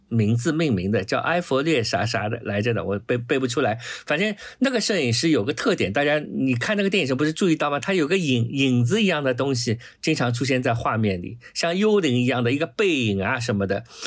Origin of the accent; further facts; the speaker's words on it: China; 我们中国人